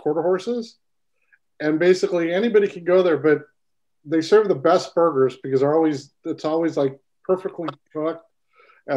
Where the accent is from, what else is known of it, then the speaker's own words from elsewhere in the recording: Santa Anita circuit, California, United States; I grew up on the Santa Anita circuit